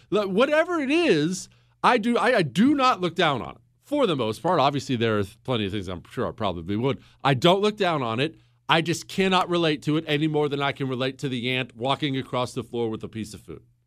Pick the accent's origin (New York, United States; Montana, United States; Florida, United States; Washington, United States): Montana, United States; also born or lived in Ohio; we moved to Montana when I was 10 years old